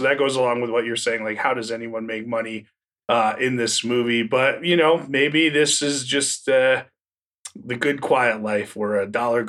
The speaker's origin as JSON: {"language": "English", "region": "New Jersey", "country": "United States", "tie": "born or raised there", "said": "I grew up in Northern New Jersey, which is very suburban and, you know, to the point of, you know, it's right outside New York."}